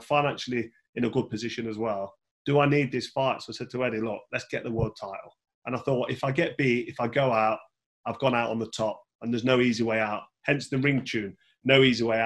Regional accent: Nottingham, East Midlands, United Kingdom; my hometown in Nottingham

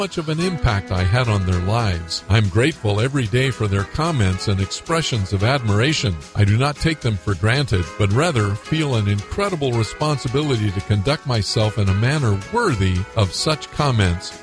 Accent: Sanger, California, United States; also born or lived in Fresno County, California; I've lived in the Fresno area all but 2.5 years of life. I was born in Sanger, as was my dad

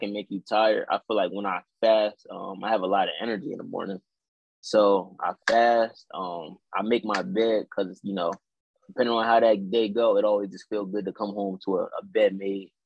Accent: New Castle, Delaware, United States; I'm from Newcastle, Delaware

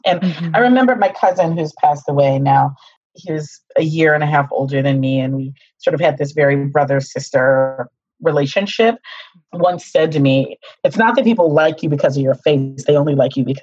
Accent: Pittsburgh, Pennsylvania, United States; So I come from a Midwest family, African-American family. We're from Pittsburgh, Pennsylvania

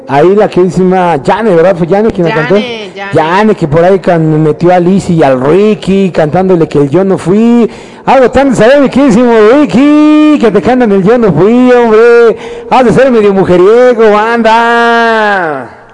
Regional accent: Mexico; Entonces así somos los mexicanos, nos encanta el pinche chile

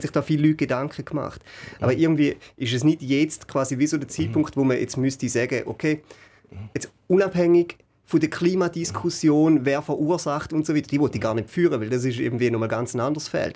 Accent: Schaffhausen, Switzerland; für mich als Schaffhauser

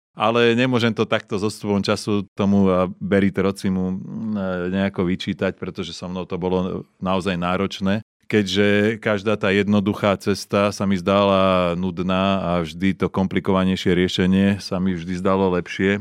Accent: Slovakia; moved away as an adult; doma na Slovensku

